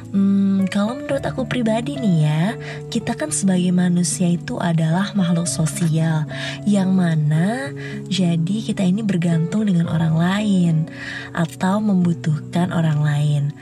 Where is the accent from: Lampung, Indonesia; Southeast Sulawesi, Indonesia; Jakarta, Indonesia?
Jakarta, Indonesia; born there; now in Bogor, Indonesia; Aku lahir di Jakarta 13 Agustus 2000.